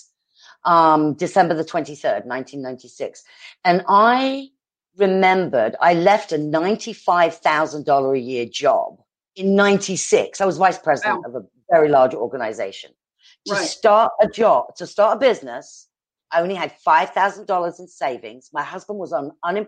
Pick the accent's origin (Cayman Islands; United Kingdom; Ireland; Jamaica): United Kingdom; England; accent: British; also born or lived in East Coast, United States; now in Arizona, United States; I'm British